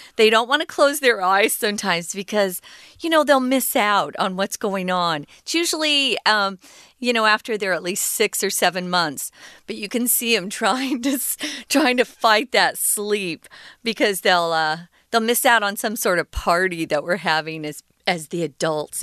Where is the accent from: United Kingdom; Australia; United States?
United States; where we grew up in America